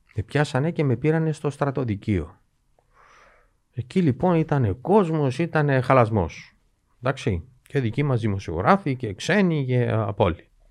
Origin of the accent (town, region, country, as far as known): Cyprus